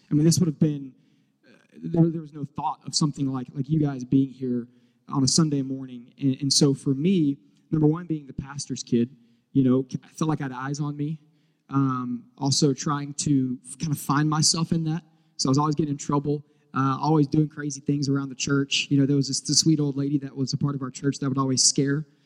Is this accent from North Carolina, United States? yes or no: yes; Charlotte, North Carolina, United States; moved away as an adult; now in Houston, United States; I am from originally from Charlotte and uh, moved here to Charlotte, North Carolina. Moved to Houston, Texas, uh, five and a half, almost six years ago